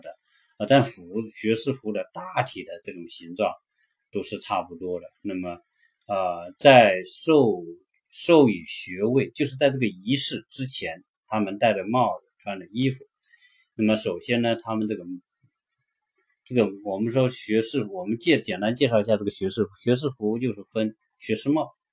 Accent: China; now in United States; 我们中国人

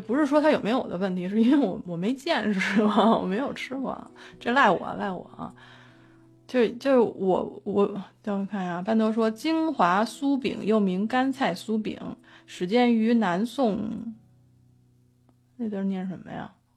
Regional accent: Beijing, China; 我北京人

